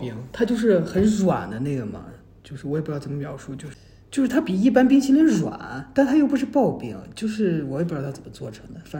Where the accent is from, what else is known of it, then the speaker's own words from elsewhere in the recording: Taichung, Taiwan; 我们这边我们台中人都听他们叫 seven。